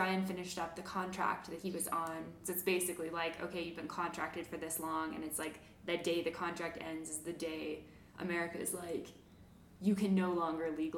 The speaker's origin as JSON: {"language": "English", "country": "Canada", "also_born_or_lived": "Atlanta", "moved": "as an adult", "said": "as a Canadian"}